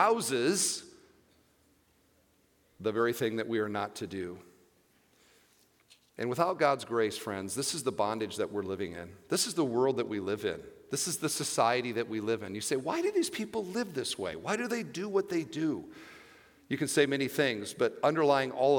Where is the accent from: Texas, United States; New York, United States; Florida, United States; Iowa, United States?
Iowa, United States; now in Indiana, United States; I grew up in Iowa, and we had 3 acres